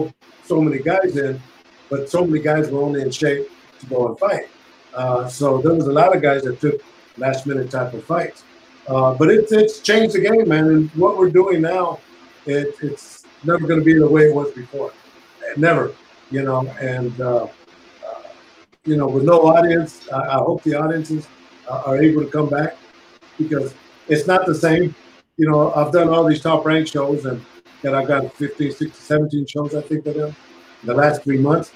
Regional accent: Northern California, United States; moved away as an adult; now in Las Vegas, United States; I'm from Northern California

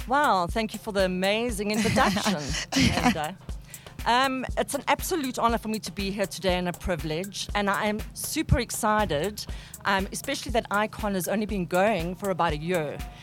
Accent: South Africa; We are South African

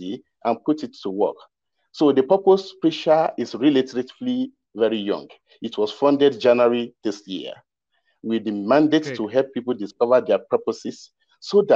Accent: Ekiti, Nigeria; I'm from Ekiti State, Southwest Nigeria.

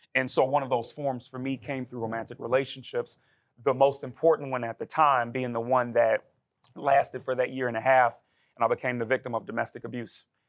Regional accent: Chicago, Illinois, United States; born and raised in Chicago, Illinois

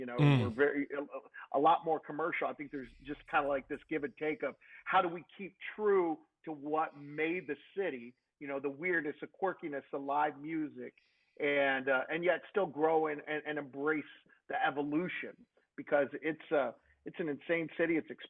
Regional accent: Kansas City, Missouri, United States; moved away as an adult; also born or lived in St. Louis / Phoenix / Las Vegas / Houston; now in Austin, United States; I grew up in Kansas City, in the Midwest.

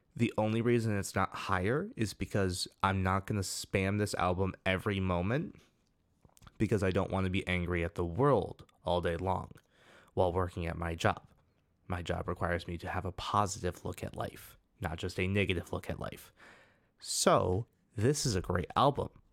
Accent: United States; we're both from the United States

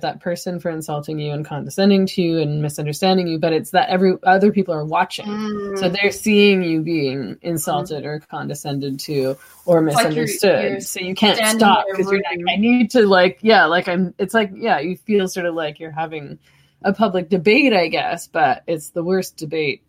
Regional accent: Vancouver, British Columbia, Canada; I was born over on Commercial

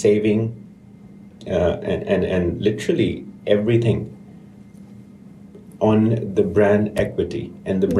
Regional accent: Karachi, Sindh, Pakistan; moved away as an adult; now in United Kingdom; I'm from Karachi in Pakistan, and at 16, because my older brother used to give tuitions, I started to give tuitions.

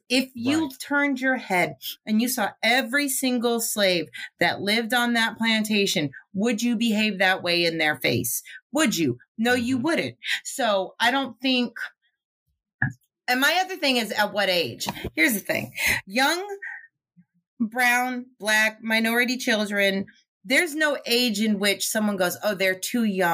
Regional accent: the North, Northern United States, United States; I am a Northerner whose family came from, all of them migrated from the South.

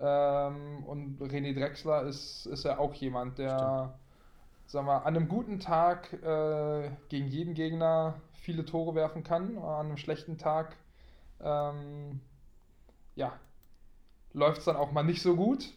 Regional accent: Berlin, Germany; moved away as an adult; also born or lived in Dormagen / Minden; als Berliner Junge

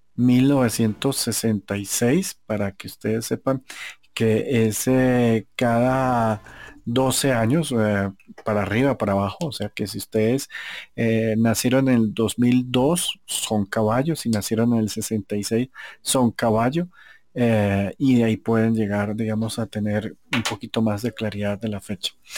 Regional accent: Colombia; yo soy colombiano

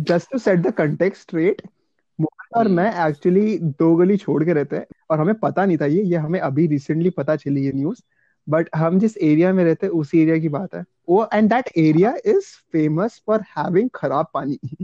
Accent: Kolkata, West Bengal, India; moved away as an adult; now in Bangalore, India; मैं mm-hmm. कोलकाता से हूँ right so when I actually move to south India

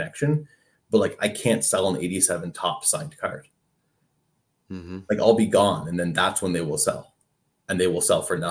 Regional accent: Canada; As a Canadian

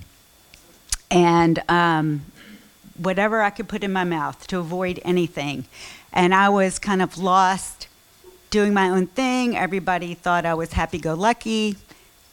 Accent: Memphis, Tennessee, United States; I grew up in Memphis, another Southerner

